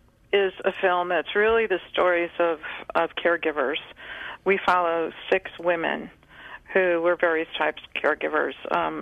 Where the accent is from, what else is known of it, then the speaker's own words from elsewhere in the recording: California, United States; here in California in my hometown